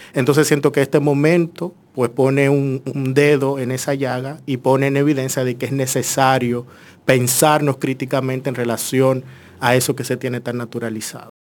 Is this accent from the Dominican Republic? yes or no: yes; Santo Domingo Norte, Distrito Nacional, Dominican Republic; yo soy muy dominicano, o sea, soy de Villamella, vengo de ahí, me he criado ahí, he estudiado mi primera carrera acá también.